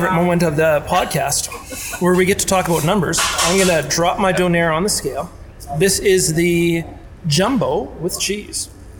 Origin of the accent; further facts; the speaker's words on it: Spruce Grove, Alberta, Canada; I'm from Spruce Grove.